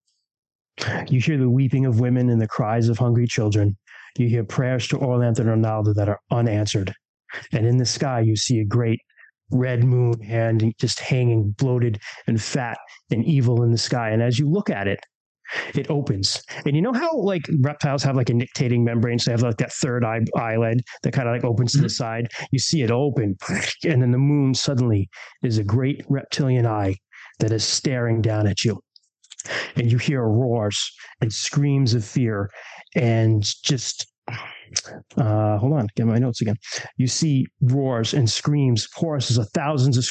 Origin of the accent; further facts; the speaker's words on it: United States; I'm American